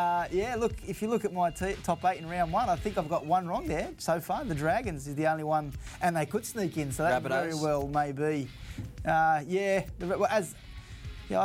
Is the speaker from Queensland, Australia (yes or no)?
no; Sydney, New South Wales, Australia; I am from Western Sydney. I will stick with the West.